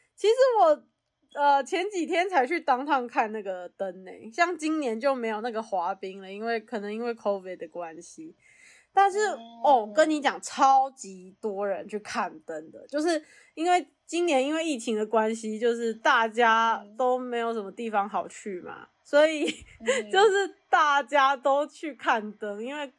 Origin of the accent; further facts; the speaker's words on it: Taiwan; moved away as an adult; now in United States; 像我们就在台湾长大